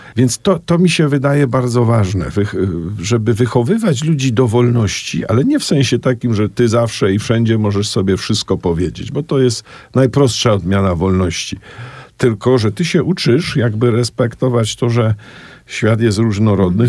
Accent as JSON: {"language": "Polish", "town": "Kraków", "region": "Lesser Poland", "country": "Poland", "tie": "born or raised there", "also_born_or_lived": "Oświęcim", "said": "kiedy przeprowadziliśmy się mm, z Oświęcimia do Krakowa Miałem 7 lat. Zamieszkałem w dużym bloku na osiedlu wówczas Widok, dzisiaj Bronowice e, Nowe."}